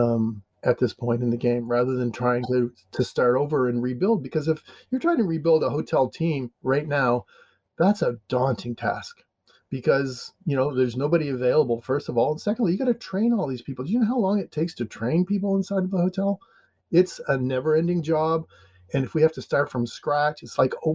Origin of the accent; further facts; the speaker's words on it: Canada; now in United States; I'm Canadian, but I live in America